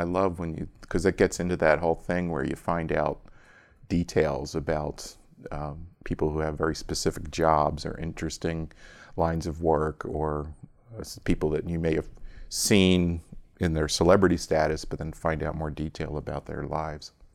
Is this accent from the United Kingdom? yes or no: no; Philadelphia, Pennsylvania, United States; accent: Philadelphia; also born or lived in Delaware; I was born in Philadelphia suburb